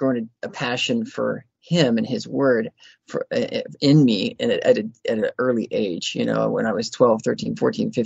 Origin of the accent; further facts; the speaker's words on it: Houston, Texas, United States; moved away as an adult; also born or lived in Arkansas; now in Pennsylvania, United States; I was born and raised in Houston, Texas.